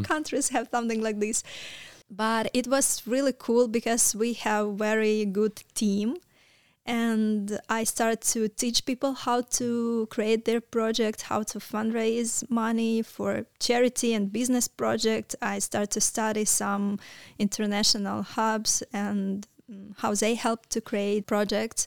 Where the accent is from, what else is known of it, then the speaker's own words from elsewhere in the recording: Kalyta, Kyiv Oblast, Ukraine; English is a second language; moved away as an adult; now in Romania; I was born near the Kiev. It's small town. Uh, name of this town, it's Kalita